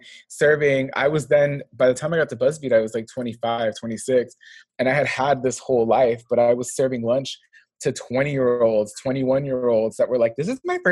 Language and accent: English; Los Angeles, California, United States; I'm from motherfucking LA, the 323